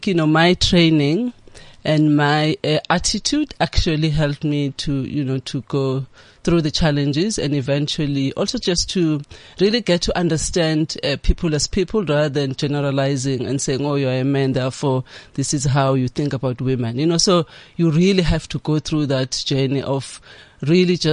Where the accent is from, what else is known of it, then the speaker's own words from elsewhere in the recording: KwaZulu-Natal, South Africa; I grew up in KwaZulu-Natal. I was born there.